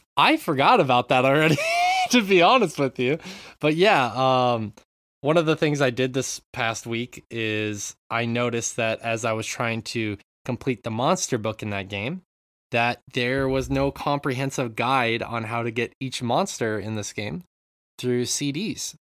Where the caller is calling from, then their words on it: Japan; I'm calling in from Japan